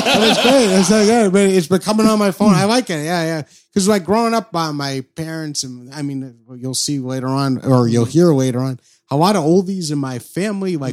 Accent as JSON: {"language": "English", "region": "New Hampshire", "country": "United States", "said": "I'm from New Hampshire"}